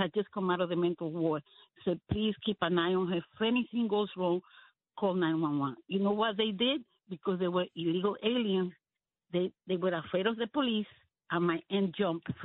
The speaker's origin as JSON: {"language": "English", "country": "Dominican Republic", "tie": "born or raised there", "moved": "yes", "lives_now": "United States", "said": "I was born in Dominican Republic"}